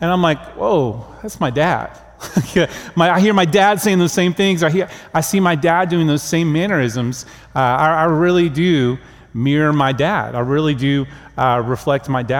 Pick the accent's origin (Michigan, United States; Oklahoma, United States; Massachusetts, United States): Oklahoma, United States; moved away; I grew up in Oklahoma in a Christian home with godly parents